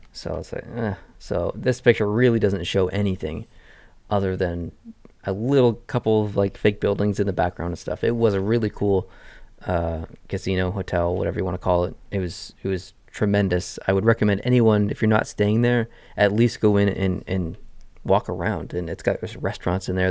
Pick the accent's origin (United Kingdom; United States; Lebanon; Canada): Canada; as a Canadian going to America